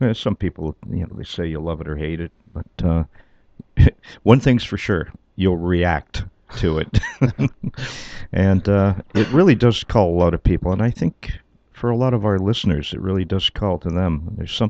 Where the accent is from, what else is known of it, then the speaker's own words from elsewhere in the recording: Toronto, Ontario, Canada; also born or lived in Scotland; We left Scotland when I was 7 years old. And, of course, all of a sudden I was there. It was just our family. All the relatives were back there. My cousins were there. My aunts, my uncles, everybody. And all of a sudden I was in Toronto